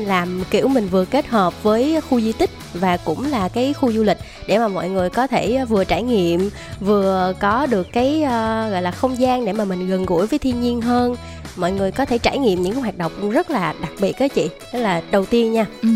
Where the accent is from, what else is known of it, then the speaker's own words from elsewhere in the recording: Đồng Tháp, Vietnam; em đến từ Đồng Tháp